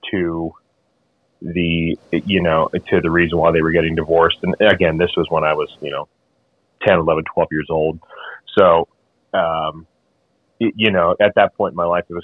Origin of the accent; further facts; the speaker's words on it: Memphis, Tennessee, United States; I'm from Memphis, Tennessee